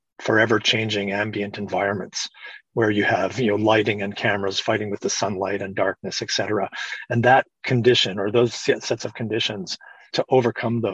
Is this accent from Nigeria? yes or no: no; Canada; being a Canadian, where you never want to offend anybody